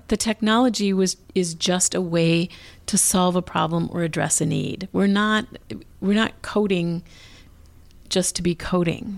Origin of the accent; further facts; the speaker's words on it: Minneapolis, Minnesota, United States; growing up in Northeast Minneapolis